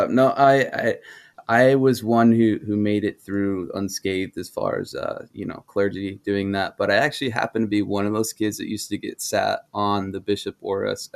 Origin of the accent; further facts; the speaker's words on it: Denver, Colorado, United States; moved away; also born or lived in Idaho / Alaska; I grew up largely outside of Colorado